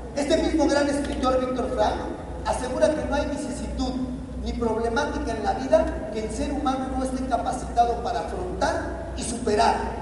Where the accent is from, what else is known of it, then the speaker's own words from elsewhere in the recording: Mexico; me había preparado y trabajado en mi país